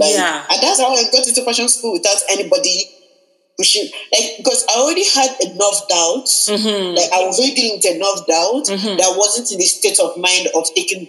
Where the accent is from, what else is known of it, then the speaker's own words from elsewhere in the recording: Nigeria; now in Vancouver, Canada; I'm a Nigerian girl and our names are usually very long.